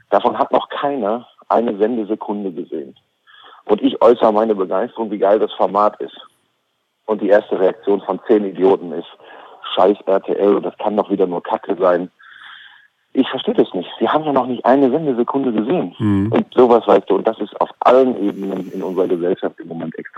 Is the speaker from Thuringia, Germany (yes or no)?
no; Oldenburg, Lower Saxony, Germany; Und da würde ich als Oldenburger erstmal sagen, Och, da habe ich aber vor zweieinhalb Monaten überhaupt nicht dran geglaubt.